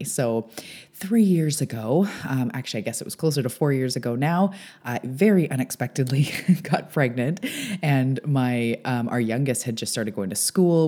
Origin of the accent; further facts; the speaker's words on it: Canada; also born or lived in Vancouver Island; I am a Canadian. I'm an island girl